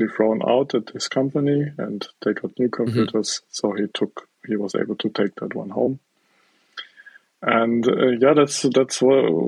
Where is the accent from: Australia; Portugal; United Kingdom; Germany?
Germany; South Germany; I'm from South Germany. That's where I grew up and that's where I'm now